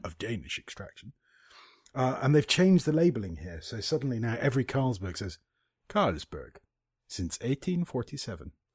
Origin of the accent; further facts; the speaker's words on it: United Kingdom; I'm British